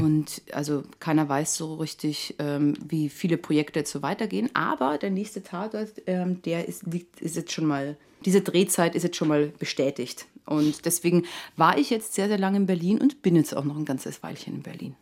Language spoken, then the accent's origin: German; Wienerwald, Lower Austria, Austria; now in Germany; als ich nach Deutschland gezogen bin, und ich den Leuten gesagt habe, ja, ich komme aus dem Wienerwald